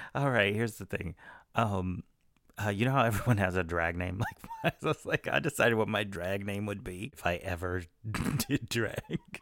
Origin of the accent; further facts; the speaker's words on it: Texas, United States; I'm from Texas